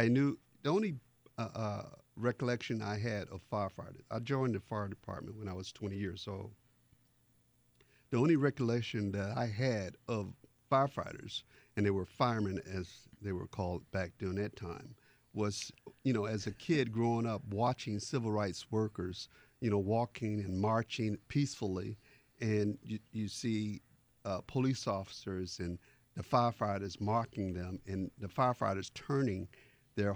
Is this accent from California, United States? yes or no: no; Miami, Florida, United States; also born or lived in North Carolina; When I was 3 years old, my parents moved to Miami, to Liberty City, and I was raised in Liberty City